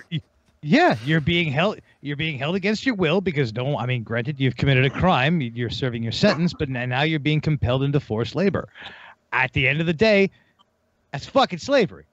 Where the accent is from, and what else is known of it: United States